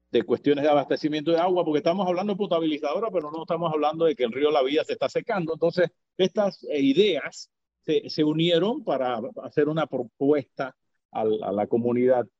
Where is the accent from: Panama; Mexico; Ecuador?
Panama; como ciudadano panameño.